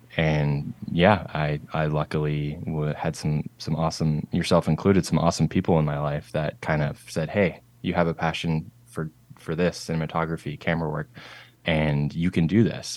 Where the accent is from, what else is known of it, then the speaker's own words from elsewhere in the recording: Nanaimo, British Columbia, Canada; moved away as an adult; also born or lived in Charlotte, North Carolina; now in Seattle, United States; I am from a town called Nanaimo, and that is on Vancouver Island in British Columbia, Canada. It's, like, pretty much as far west as you can go in Canada. So born and raised in the Northwest